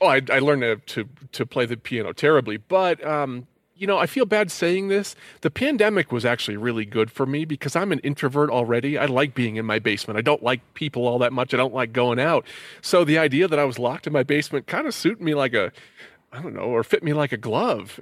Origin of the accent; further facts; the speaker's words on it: Connecticut, United States; moved away; I'm from Connecticut